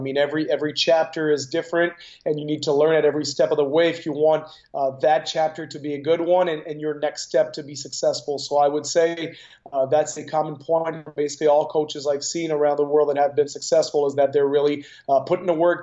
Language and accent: English; Canada; as a Canadian